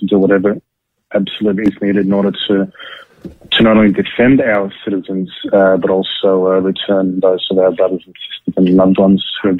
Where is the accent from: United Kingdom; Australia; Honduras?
Australia; Sydney, New South Wales; moved away as an adult; now in Tel Aviv, Israel; I grew up in Bondi. I grew up in Sydney. Definitely missing Australia.